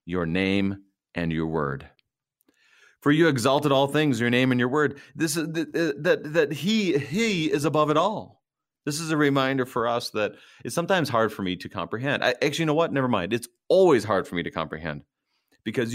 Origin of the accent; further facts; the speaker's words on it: Minnesota, United States; I'm a Minnesotan